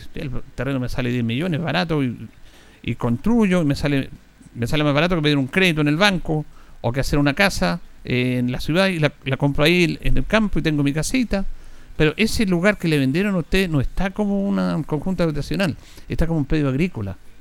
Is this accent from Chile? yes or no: yes; Chile; Somos especialistas los chilenos